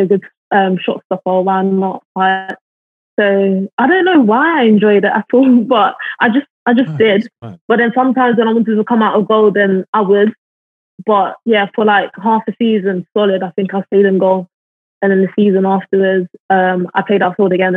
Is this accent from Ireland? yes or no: no; London, United Kingdom; now in Liverpool, United Kingdom; I grew up in Brixton